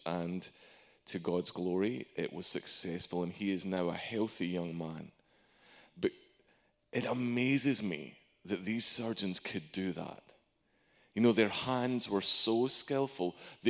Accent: Arkansas, United States; Yes, my accent isn't local. I'm from Arkansas. Just don't say I'm Irish.

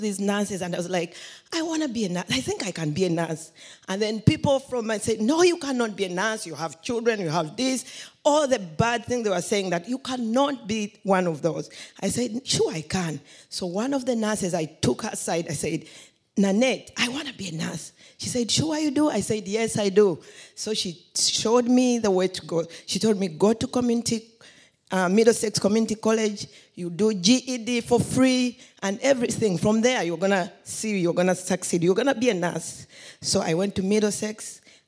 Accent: Uganda; moved away; I came from Uganda

